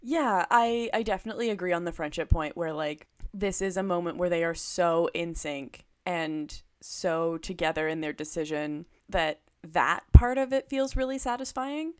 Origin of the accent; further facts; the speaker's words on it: Ottawa, Ontario, Canada; I grew up in Ottawa